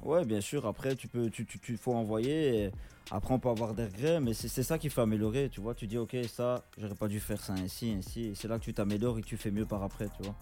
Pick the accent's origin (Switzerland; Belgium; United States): Belgium; Charleroi, Wallonia; je suis euh, rappeur depuis 3 ans et je viens de Charleroi en Belgique